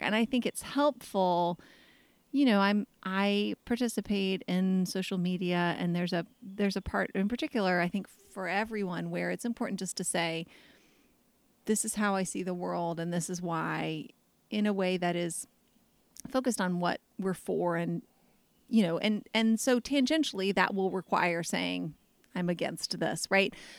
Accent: United States

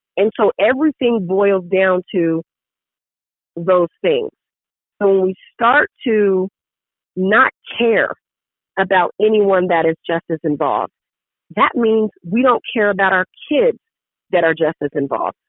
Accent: San Diego, California, United States; in San Diego, which is my hometown. I love it. Born and raised in San Diego

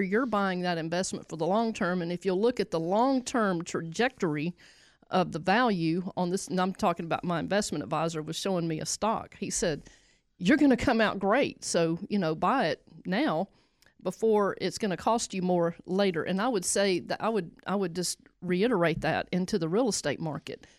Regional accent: the South, United States; I'm from the South, so I'm gonna say y'all

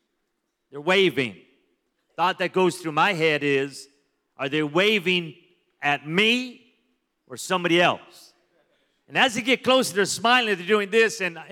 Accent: Las Vegas, Nevada, United States; So I'm from Las Vegas, and so we're a little bit wild in Vegas.

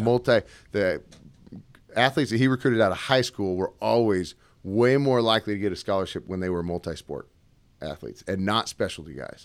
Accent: Seattle, Washington, United States; also born or lived in Gig Harbor, Washington; I'm originally from Washington State, Seattle area, moved all around there

